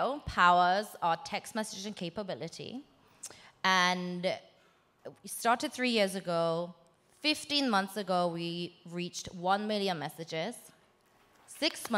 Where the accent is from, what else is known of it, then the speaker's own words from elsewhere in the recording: London, United Kingdom; also born or lived in South Korea; I am Korean. I moved from Korea to England when I was 8 and lived in basically the Sunnyvale equivalent, but in London.